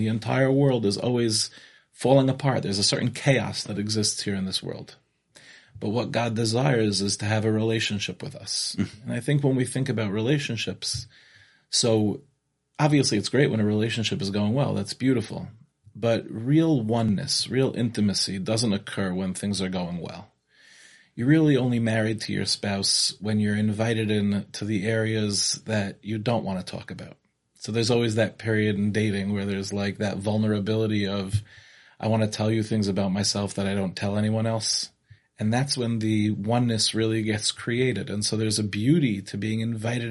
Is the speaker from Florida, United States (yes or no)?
no; Five Towns, New York, United States; moved away as an adult; now in Israel; I grew up in the Five Towns